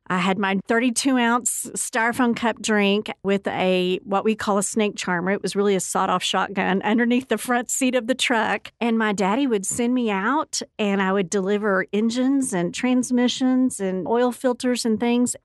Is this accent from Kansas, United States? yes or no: no; Odessa, Texas, United States; moved away as an adult; also born or lived in Stanton, Texas; now in Lubbock, United States; I was born in Stanton, Texas, and raised in Odessa